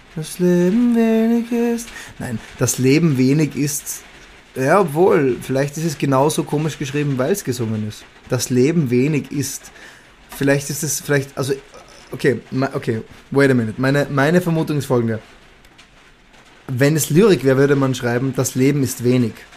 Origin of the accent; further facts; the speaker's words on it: Salzburg, Austria; moved away; also born or lived in London; in meinem Heimatbundesland äh, Salzburg, wo ich, wo ich geboren bin